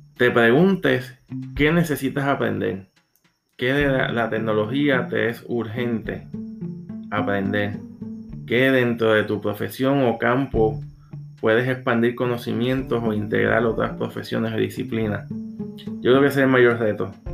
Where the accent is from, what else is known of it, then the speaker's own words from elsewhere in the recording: Puerto Rico; soy de Puerto Rico, psicólogo organizacional